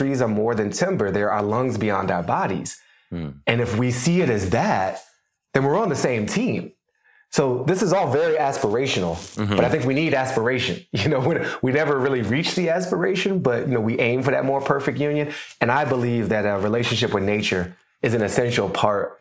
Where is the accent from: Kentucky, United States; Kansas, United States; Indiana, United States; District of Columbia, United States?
District of Columbia, United States; Washington; moved away as an adult; also born or lived in Boston / New York; now in Los Angeles, United States; I did not grow up in LA. I grew up in Washington, right. D.C.